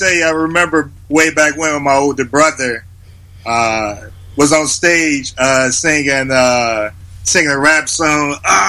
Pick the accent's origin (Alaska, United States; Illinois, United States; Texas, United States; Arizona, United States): Illinois, United States; Chicago; I'm born in Chicago, Illinois, West Side, K-Town.